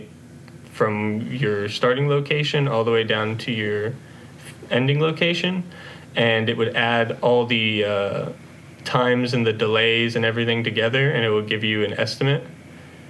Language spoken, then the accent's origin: English; Nashville, Tennessee, United States; also born or lived in Knoxville, Tennessee; I was born and raised in Nashville, Tennessee